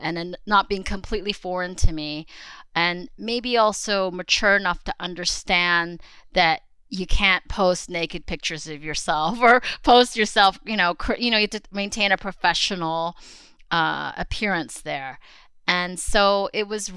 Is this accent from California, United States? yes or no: yes; Los Angeles, California, United States; also born or lived in Queens, New York / Staten Island, New York; I was born in Queens. And I think we lived in Queens and Staten Island for about 5 years or so, but I would consider myself a California girl because I grew up really predominantly in Southern California in the LA area.